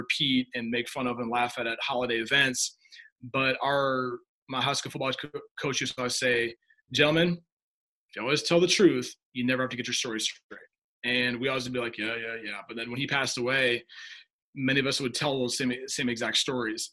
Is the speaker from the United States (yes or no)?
yes; Humboldt, Iowa, United States; I grew up in Humboldt, Iowa, town of about 5,000 people.